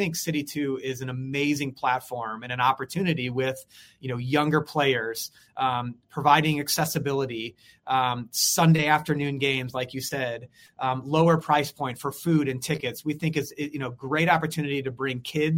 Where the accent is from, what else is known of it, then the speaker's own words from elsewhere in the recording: St. Louis, Missouri, United States; I'm born and raised in St. Louis